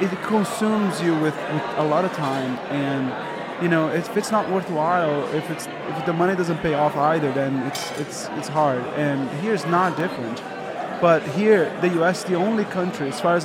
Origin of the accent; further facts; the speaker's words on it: Brazil; moved away as an adult; 28 years old, I was hired from Brazil to work at Kicker